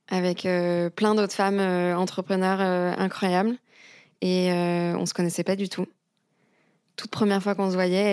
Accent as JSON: {"language": "French", "area": "near Paris", "region": "Île-de-France", "country": "France", "tie": "born or raised there", "also_born_or_lived": "London", "moved": "as an adult", "said": "J'ai grandi à côté de Paris"}